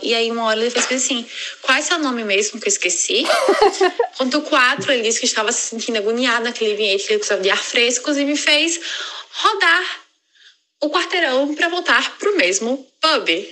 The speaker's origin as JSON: {"language": "Portuguese", "country": "Brazil", "moved": "yes", "lives_now": "London, United Kingdom", "said": "Como boa brasileira"}